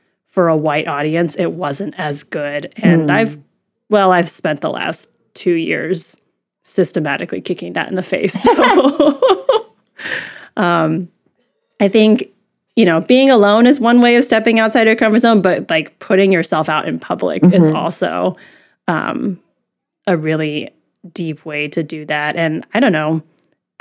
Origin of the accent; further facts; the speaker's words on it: Midwest, United States; I grew up in the Midwest. There's not a lot of Asians here.